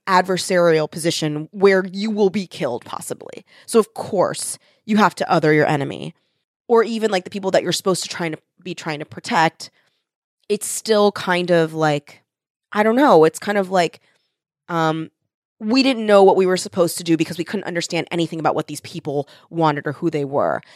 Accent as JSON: {"language": "English", "country": "United States", "said": "we are American"}